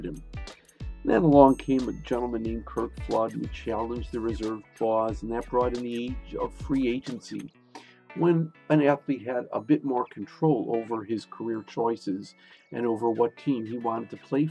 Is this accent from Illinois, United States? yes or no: yes; Chicago, Illinois, United States; I grew up in Chicago